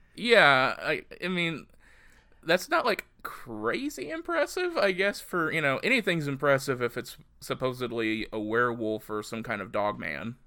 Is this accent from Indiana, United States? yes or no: yes; southern Indiana, United States; my hometown in southern Indiana